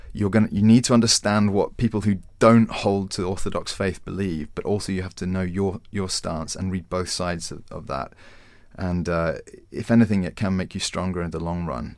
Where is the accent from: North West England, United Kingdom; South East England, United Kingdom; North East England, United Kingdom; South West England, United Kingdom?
South East England, United Kingdom; Winchester; now in London, United Kingdom; I'd grown up in Winchester